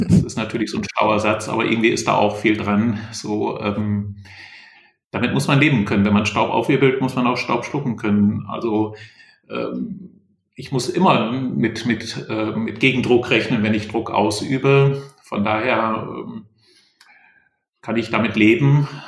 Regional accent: Lower Saxony, Germany; Ich war eben im Oldenburger Land in meiner Heimat.

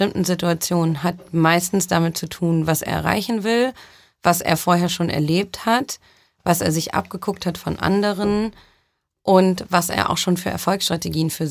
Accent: Düsseldorf, North Rhine-Westphalia, Germany; also born or lived in Brazil; Also ich komme gebürtig aus Düsseldorf, bin aber auch in Brasilien aufgewachsen. Das heißt, ähm, ich bin ein Weltbürger.

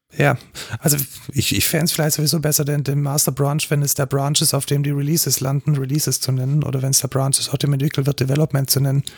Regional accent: Germany; wir als Deutsche

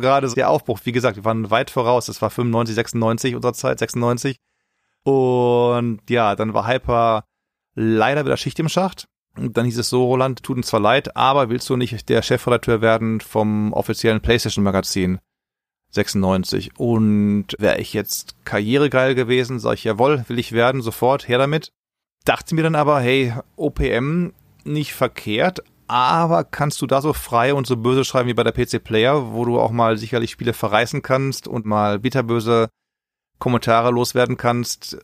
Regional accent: Essen, North Rhine-Westphalia, Germany; moved away as an adult; also born or lived in Long Beach, United States; now in San Francisco, United States; Geboren in Essen, im schönen Ruhrgebiet.

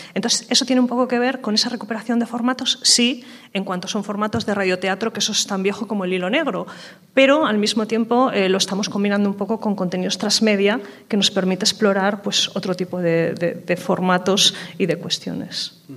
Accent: Aragon, Spain; somos de Aragón y es una comunidad autónoma con un medio rural muy amplio

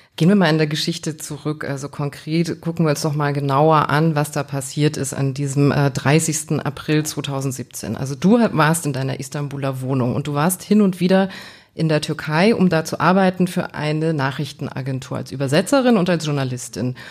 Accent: a small Bavarian village, Germany; Ich komme auch aus so einem ganz kleinen bayerischen Kaff

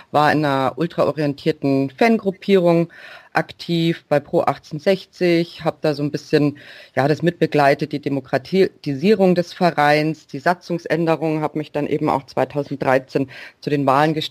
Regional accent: Munich, Bavaria, Germany; ich bin aus München

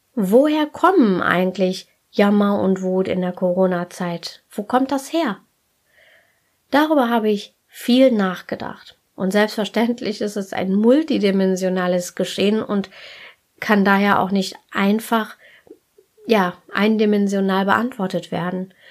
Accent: Germany

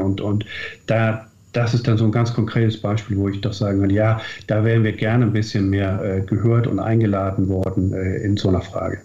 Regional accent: North Schleswig, Southern Denmark, Denmark; unsere Identität als Deutsche Nordschleswiger

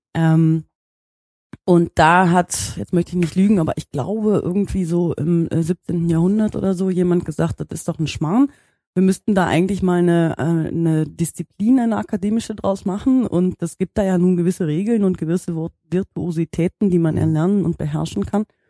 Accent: Bad Münstereifel, North Rhine-Westphalia, Germany; moved away as an adult; also born or lived in Netherlands; now in Hamburg, Germany; Ich komme aber ursprünglich äh, aus der Nähe von Köln, aus der schönen Eifel. Mhm. Ähm, und bin da groß geworden, in, in Bad Münstereifel

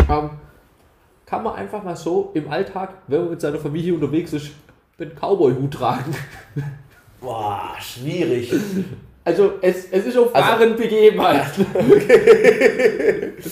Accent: Germany; Ist da sind wir nicht so drin, wir sind Deutsche.

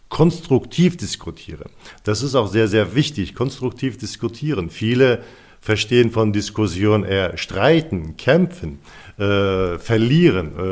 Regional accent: Turkey; now in Germany; Ich bin zum Beispiel, ich komme aus der Türkei, also lebe äh, seit 27 Jahren in Deutschland.

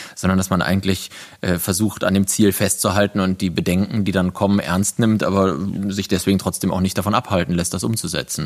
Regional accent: countryside between Cologne and Bonn, North Rhine-Westphalia, Germany; moved away as an adult; also born or lived in Berlin; jetzt haben wir unsere Homebase zwischen Köln und Bonn auf dem Land, auf dem, wo ich aufgewachsen bin, meinem Elternhaus

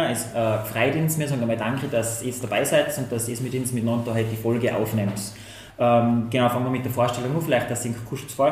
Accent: Tyrol, Austria; am 27. Februar haben wir ja bei uns in Tirol eigentlich zwei Wahlen.

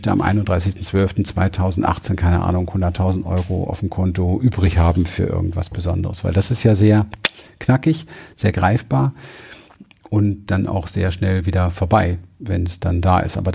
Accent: Berlin, Germany; Ich bin in Berlin aufgewachsen. Berlin Wedding im ähm, Hinterhof.

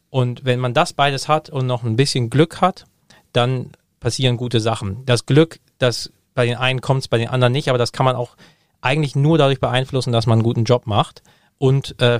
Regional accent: Hamburg, Germany; Ich, äh, ich komme aus Hamburg, ich liebe Hamburg, ich habe meine, meine Familie und Freunde alle da.

